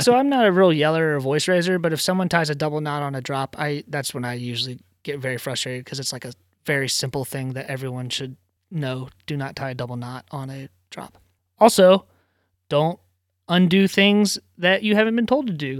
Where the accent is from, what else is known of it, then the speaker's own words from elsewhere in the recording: Virginia, United States; moved away as an adult; now in Rhode Island, United States; I'm from Virginia originally